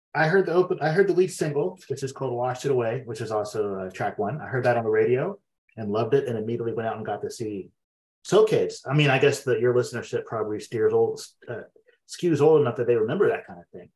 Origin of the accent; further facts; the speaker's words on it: Xenia, Ohio, United States; also born or lived in Fairborn, Ohio; I grew up in Xenia